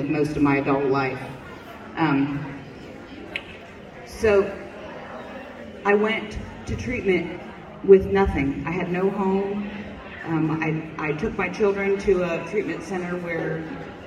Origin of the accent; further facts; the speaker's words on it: United States; I was born and raised in Benton County